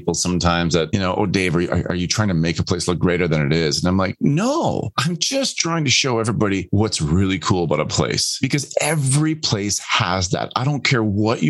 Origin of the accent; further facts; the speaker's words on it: Canada; also born or lived in Netherlands; I was born in the Netherlands and moved to Canada when I was just 4 weeks old.